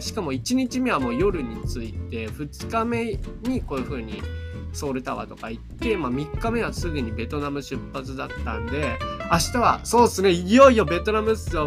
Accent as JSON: {"language": "Japanese", "country": "Japan", "said": "僕が、I'm from Japan 言うたら"}